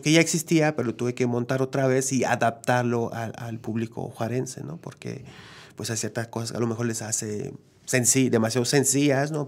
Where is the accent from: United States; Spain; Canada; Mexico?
Canada; Quebec; yo soy de Quebec, ¿no? Que, que, la lengua principal es el francés